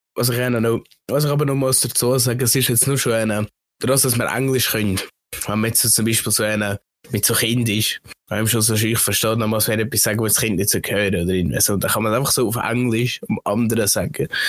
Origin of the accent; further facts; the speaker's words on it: Switzerland; bei uns in der Schweiz, wo einer viel äh, Völkergruppen beieinander sind